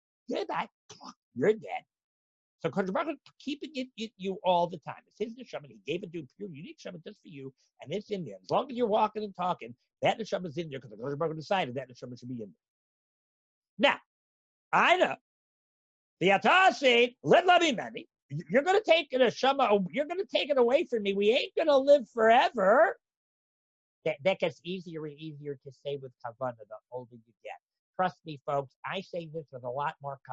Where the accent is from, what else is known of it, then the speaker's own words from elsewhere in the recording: Canada; I'm Canadian